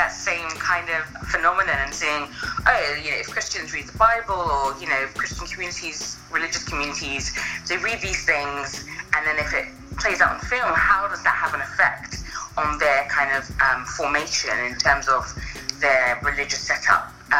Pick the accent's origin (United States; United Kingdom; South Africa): United Kingdom; London; now in Exeter, United Kingdom; I am from London, but I've moved out now to a place called Exeter, which is in more the southwest of the UK.